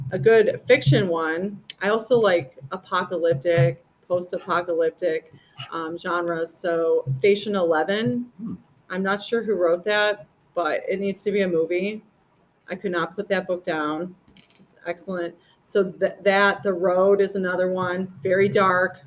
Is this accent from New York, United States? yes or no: yes; about 30 miles south of Buffalo, upstate New York, United States; moved away; It was about 30 miles south of Buffalo.